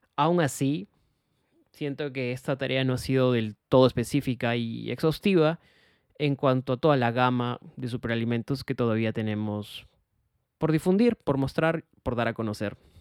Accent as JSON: {"language": "Spanish", "country": "Peru", "said": "como peruanos"}